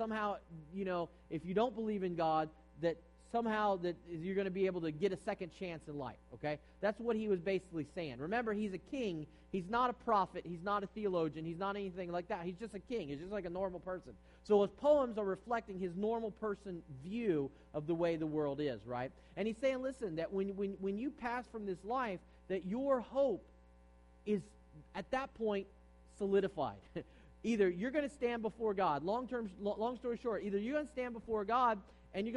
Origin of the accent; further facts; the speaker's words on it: East Coast, United States; now in San Jose, United States; I'm from the East Coast